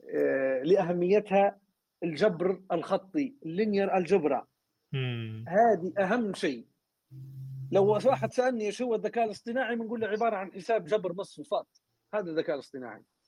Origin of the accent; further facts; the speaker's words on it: Libya; moved away; قطاع النفط عندنا في ليبيا